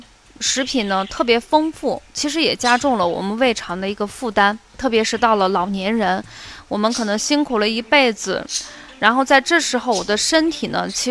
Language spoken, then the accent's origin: Chinese; Qinghai, China; moved away; also born or lived in Xi'an, Shaanxi (family hometown); 那时候我们还住在青海，妈妈去西安，就是回到我们的老家去旅游一周。